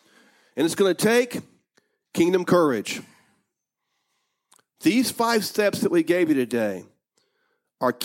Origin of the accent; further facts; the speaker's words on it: United States; I may have been born in America, but I'm not an American.